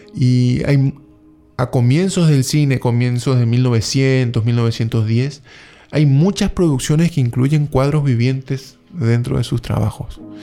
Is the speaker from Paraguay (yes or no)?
yes; Paraguay; moved away; soy nacido en Paraguay